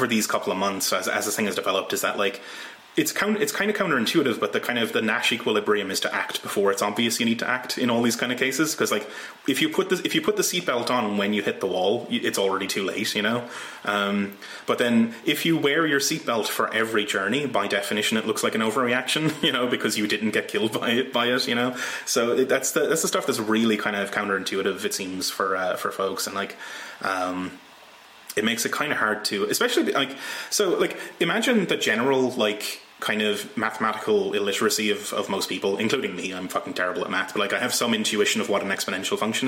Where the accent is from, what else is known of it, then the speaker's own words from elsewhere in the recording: Ireland; now in Scotland, United Kingdom; I'm from Ireland originally and I live in Scotland